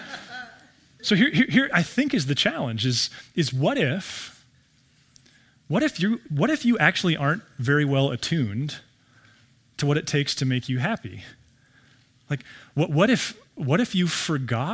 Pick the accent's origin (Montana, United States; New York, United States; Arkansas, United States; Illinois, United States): Montana, United States; Billings; I grew up in Billings